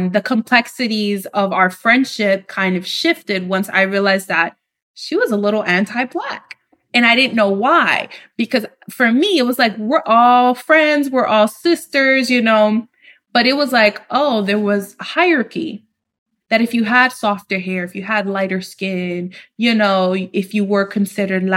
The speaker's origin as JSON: {"language": "English", "town": "New York City", "region": "New York", "country": "United States", "tie": "born or raised there", "moved": "as an adult", "lives_now": "Dominican Republic", "said": "I grew up in New York City"}